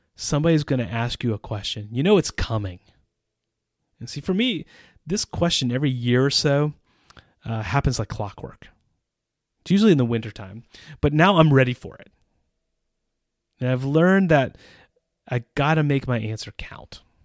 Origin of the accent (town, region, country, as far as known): United States; moved away as an adult; also born or lived in Central Europe; now in Czech Republic